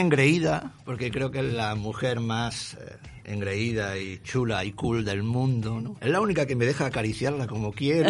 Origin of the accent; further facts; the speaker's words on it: Granada, Andalusia, Spain; moved away as an adult; also born or lived in Buenos Aires, Argentina; now in Montevideo, Uruguay; Soy español y en este orden de Granada, Andalucía, España. Soy granaíno del sur.